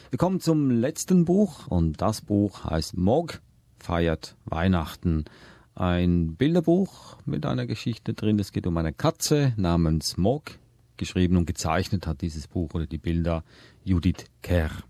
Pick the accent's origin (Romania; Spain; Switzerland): Switzerland; accent: Swiss German; first language Swiss German; Das war jetzt Schweizerdeutsch. Das ist meine Muttersprache.